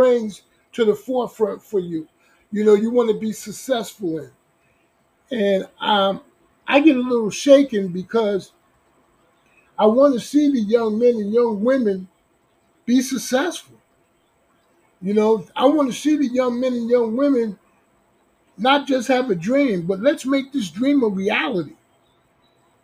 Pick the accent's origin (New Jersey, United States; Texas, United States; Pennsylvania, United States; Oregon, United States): New Jersey, United States; Newark; moved away as an adult; now in Long Beach, United States; I'm born and raised in Newark, New Jersey.